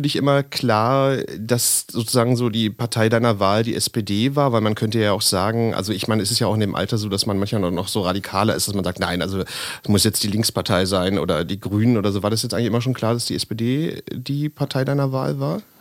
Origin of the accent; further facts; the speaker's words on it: Berlin, Germany; ich auch aus Lichtenrade stamme